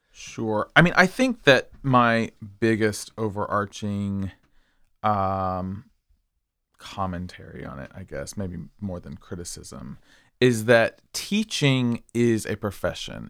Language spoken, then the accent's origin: English; Springdale, Arkansas, United States; moved away as an adult; also born or lived in Philadelphia; now in Wilmington, Delaware, United States; I am from Springdale, Arkansas, also known as Chickendale.